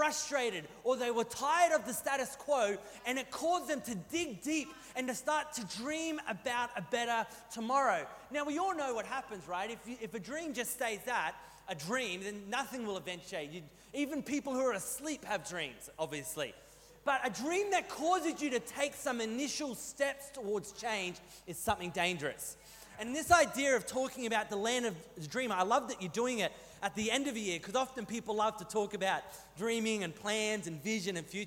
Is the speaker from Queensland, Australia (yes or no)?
no; New South Wales, Australia; moved away; I grew up in New South Wales, and I got no problem taking the mick out of Welshmen because I grew up in primary school in New South Wales in the 90s